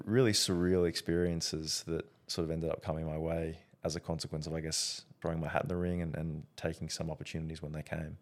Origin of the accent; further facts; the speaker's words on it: Australia; being Australian